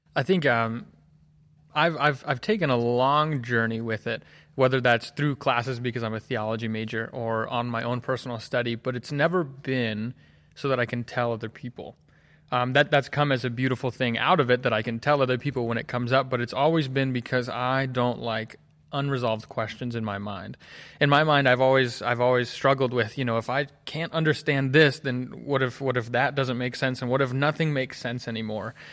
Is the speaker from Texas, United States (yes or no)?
no; Hagerstown, Maryland, United States; moved away as an adult; now in Collegedale, United States; I'm from Hagerstown, Maryland. Grew up there, born and raised.